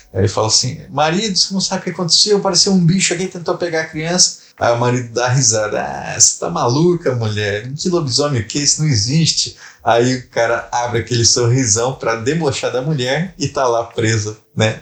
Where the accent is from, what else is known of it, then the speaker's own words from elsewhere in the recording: Brazil; moved away as an adult; now in Rio de Janeiro, Brazil; tem um registro do lá da minha terra